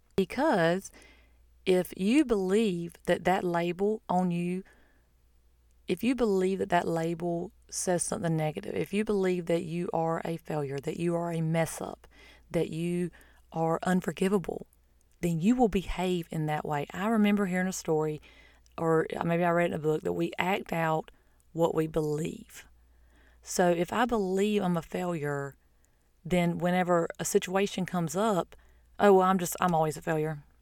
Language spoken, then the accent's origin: English; United States; I'm an American, that's not my identity. That's where I'm from or my nationality